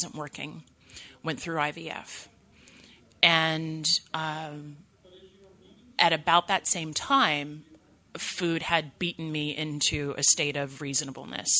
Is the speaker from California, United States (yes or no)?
yes; 2 hours north of Los Angeles, California, United States; moved away as an adult; my hometown, 2 hours north of Los Angeles